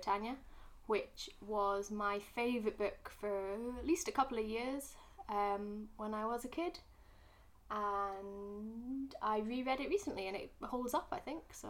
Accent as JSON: {"language": "English", "region": "Scotland", "country": "United Kingdom", "also_born_or_lived": "Glasgow", "moved": "yes", "said": "I am a Scottish person"}